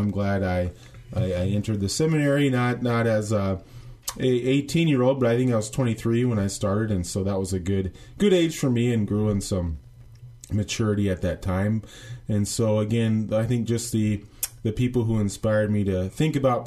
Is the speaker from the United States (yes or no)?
yes; Indianola, Iowa, United States; my pastor growing up in Indianola